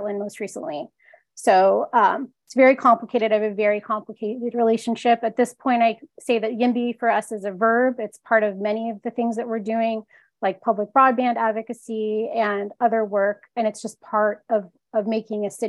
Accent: Bogotá, Colombia; also born or lived in Chicago; now in Seattle, United States; I was born in Bogota, Colombia.

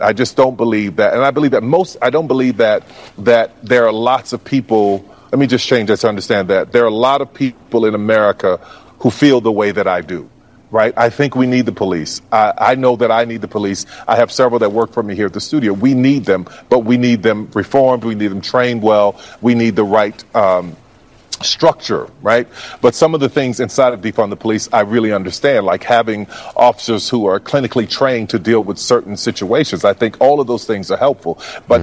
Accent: New Orleans, Louisiana, United States; growing up in New Orleans

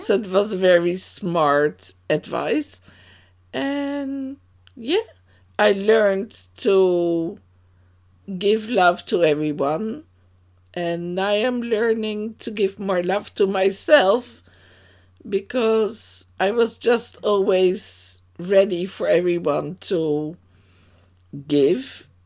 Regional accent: Amsterdam, North Holland, Netherlands; moved away as an adult; now in Amersfoort, Netherlands; I was born in Amsterdam to two Dutch parents, and that's already quite a time ago. And, yeah, it was in Amsterdam Oost, in the east of Amsterdam. there we grew up

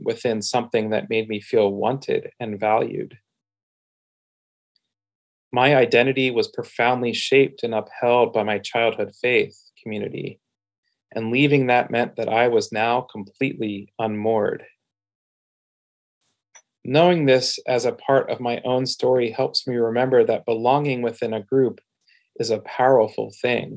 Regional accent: Pennsylvania, United States; now in Portland, United States; My identity as a child and teenager growing up in Pennsylvania creates belonging for me

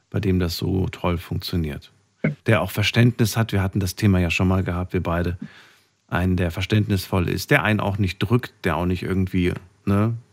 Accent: Frankfurt, Hesse, Germany; Ich komme aus Frankfurt. Was soll ich denn sagen?

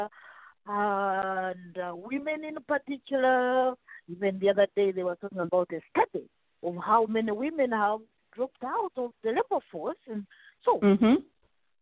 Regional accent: Uganda; English is a second language; moved away; I was born and raised in Africa, Uganda

